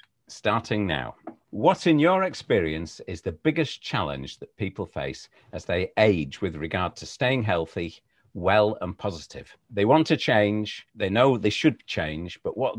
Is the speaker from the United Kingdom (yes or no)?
yes; the north of England, United Kingdom; Lovely, as we say in the north.